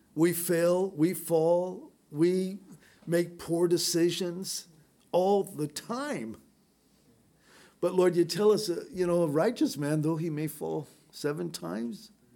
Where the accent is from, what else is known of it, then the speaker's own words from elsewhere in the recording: San Diego, California, United States; growing up in San Diego